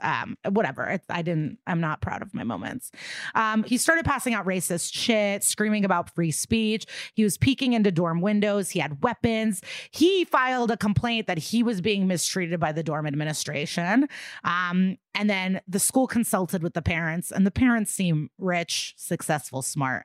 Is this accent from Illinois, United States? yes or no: yes; Skokie, Illinois, United States; growing up in Skokie, like this is it's it's an it's just like a quintessential suburban looking neighborhood.